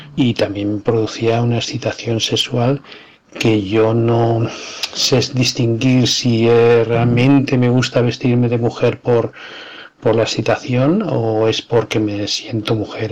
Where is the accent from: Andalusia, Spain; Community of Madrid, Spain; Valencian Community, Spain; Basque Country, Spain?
Community of Madrid, Spain; Madrid; en Madrid en los años 60, en el seno de una familia modesta. Eh, nazco